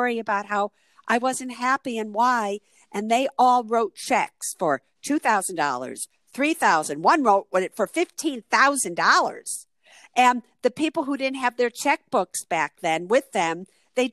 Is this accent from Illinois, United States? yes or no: yes; Chicago, Illinois, United States; moved away as an adult; also born or lived in Berkeley, California; I was from Chicago at the time